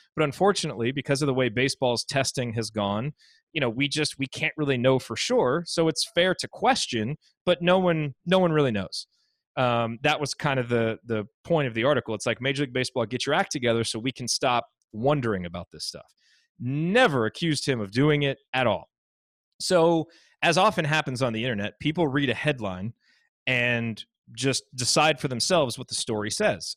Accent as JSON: {"language": "English", "region": "Indiana", "country": "United States", "tie": "born or raised there", "said": "I grew up in Indiana"}